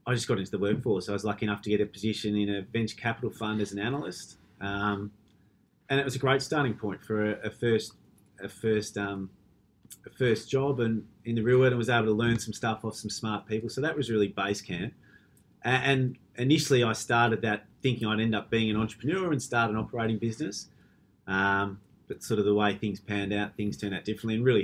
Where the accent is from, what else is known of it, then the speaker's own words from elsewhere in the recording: Melbourne, Victoria, Australia; moved away as an adult; also born or lived in Perth, Australia; it just made the right sense to move back to Melbourne